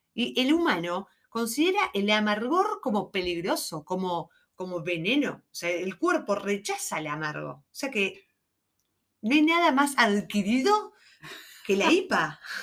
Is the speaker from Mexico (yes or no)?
no; Argentina; somos argentinas